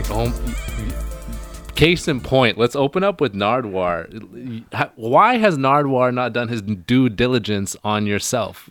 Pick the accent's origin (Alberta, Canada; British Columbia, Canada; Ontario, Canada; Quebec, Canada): British Columbia, Canada; Hornby Island; moved away; I'm from Hornby Island